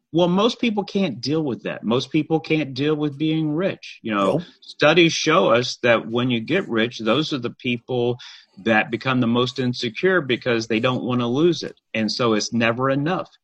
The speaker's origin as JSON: {"language": "English", "town": "Huntsville", "region": "Alabama", "country": "United States", "tie": "born or raised there", "also_born_or_lived": "Birmingham, Alabama / Decatur, Alabama / Nashville, Tennessee", "moved": "as an adult", "said": "there was a high school game going on in Huntsville. That's where I, I grew up"}